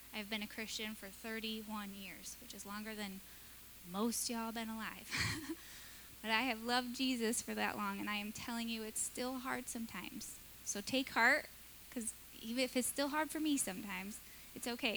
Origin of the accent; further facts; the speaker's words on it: Michigan, United States; moved away; I grew up in Michigan at the end of a dirt road